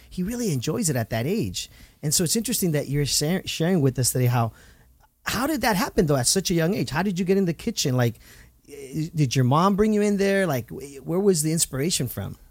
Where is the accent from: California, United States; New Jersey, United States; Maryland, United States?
California, United States; Santa Ana; Santa is my hometown